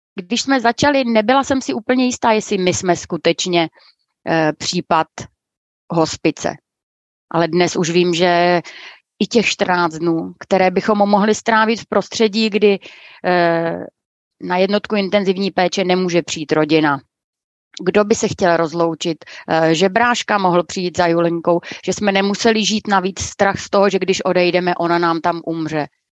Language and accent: Czech; Brno, South Moravian Region, Czechia; já jsem původem taky z Brna